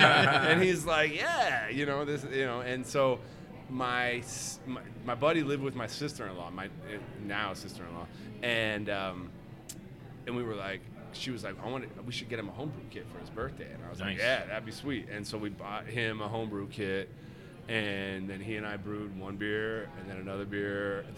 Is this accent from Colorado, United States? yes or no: yes; Colorado, United States; I grew up in Colorado, right?